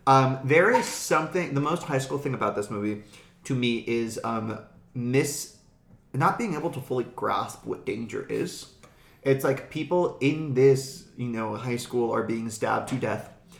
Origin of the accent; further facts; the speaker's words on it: Florida, United States; I come from Florida. We are the land of hurricane parties.